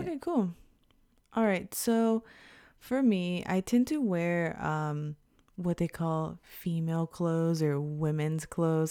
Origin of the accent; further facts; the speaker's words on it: Houston, Texas, United States; now in Japan; an Afro-Latina American from Houston, Texas